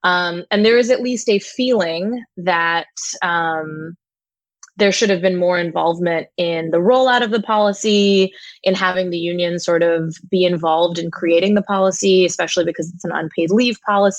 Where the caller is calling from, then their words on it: Brooklyn, New York, United States; I'm calling from Brooklyn, New York, and things are looking okay from the perspective of the pandemic over here.